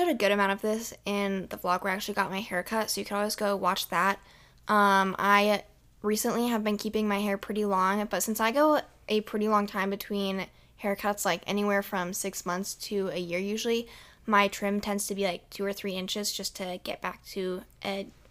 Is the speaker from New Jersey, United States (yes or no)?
no; Iowa City, Iowa, United States; I don't know if it's because we're from Iowa City, which is a college town